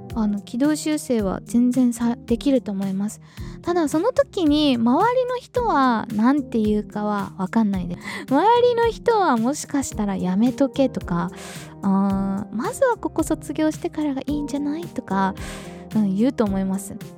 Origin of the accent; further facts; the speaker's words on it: Okinawa, Japan; 私は日本人として沖縄で生まれ育ってる